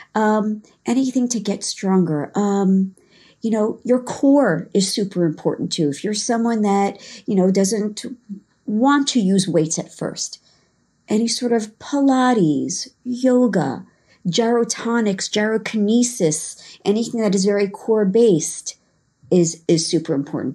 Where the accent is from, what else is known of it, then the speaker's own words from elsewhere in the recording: Long Island, New York, United States; also born or lived in Israel; I grew up in New York, uh, Long Island, um, for my childhood, um, and then New York City as I got into adulthood.